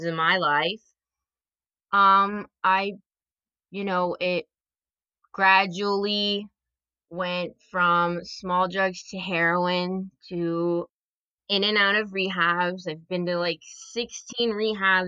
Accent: New Jersey, United States; I am from New Jersey.

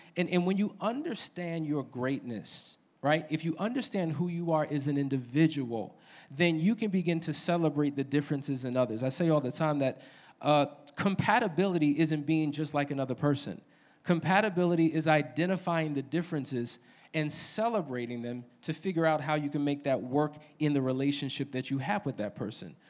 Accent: New Jersey, United States; moved away as an adult; now in Atlanta, United States; born and raised in New Jersey

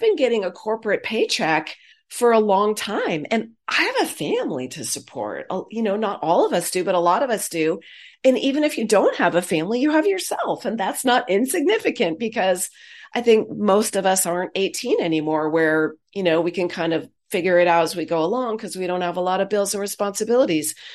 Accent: Silicon Valley, California, United States; I'm a Silicon kid. I grew up in Silicon Valley.

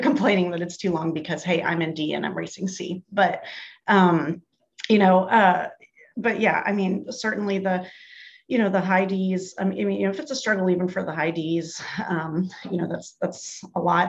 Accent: United States; I'm such an American

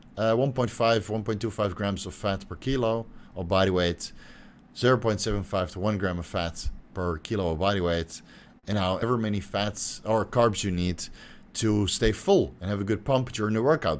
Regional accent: Netherlands; moved away; I'm from Holland

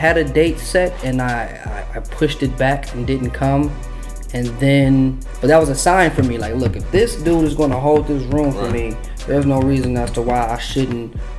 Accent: Detroit, Michigan, United States; Born and raised. That's about it. West Side, … area.

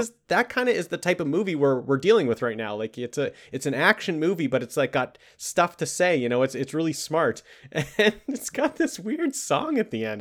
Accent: Canada; we're Canadian boys

